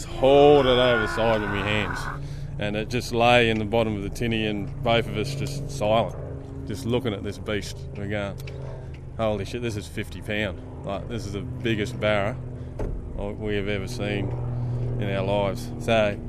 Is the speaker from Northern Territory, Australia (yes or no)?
yes; Darwin, Northern Territory, Australia; born and bred in Darwin. Been here a very long time.